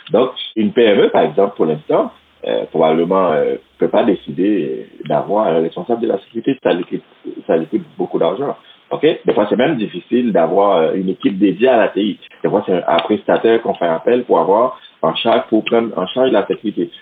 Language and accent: French; Haiti; moved away as an adult; now in Quebec City, Canada; je vis à Québec, euh, une, euh, ça fait 11 ans, mais je suis originaire d'Haïti